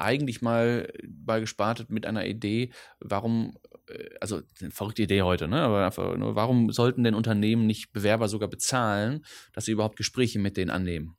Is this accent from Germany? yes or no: yes; Ruhr area, North Rhine-Westphalia, Germany; first language Dutch; German is a second language; also born or lived in Düsseldorf; now in Cologne, Germany; ich bin aufgewachsen im Ruhrpott, hm. äh, also äh, Witten, Bochum, Dortmund, so die mhm. Ecke